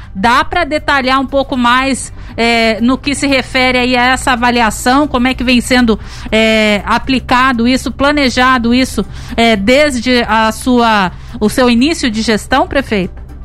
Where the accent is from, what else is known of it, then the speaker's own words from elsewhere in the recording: Caçapava, São Paulo, Brazil; eu nasci em Caçapava, mas infelizmente não fui registrada aí. Fui registrada em Aparecida.